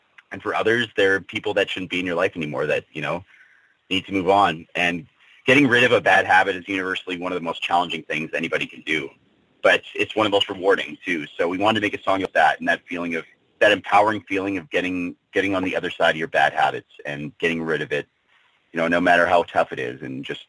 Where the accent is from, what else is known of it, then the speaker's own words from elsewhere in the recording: Canada; we're all Canadian.